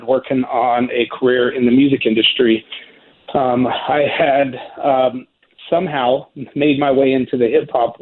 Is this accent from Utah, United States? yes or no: yes; Salt Lake City, Utah, United States; my hometown of Salt Lake City, Utah